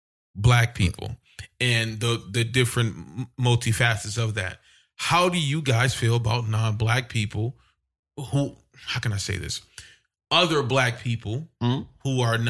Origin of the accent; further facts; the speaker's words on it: Midwest, United States; Like, I'm not from down south. You know what I'm saying? Like, I grew up in the Midwest, up north, whatever you want to call it.